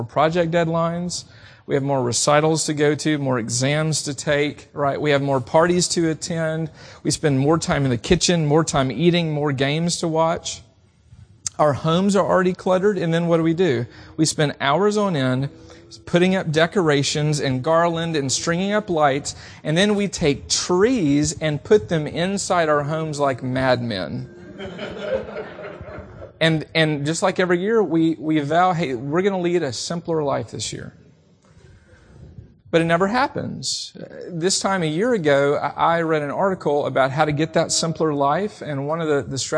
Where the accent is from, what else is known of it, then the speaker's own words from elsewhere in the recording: the South, United States; Even growing up in the South, I heard a lot on the radio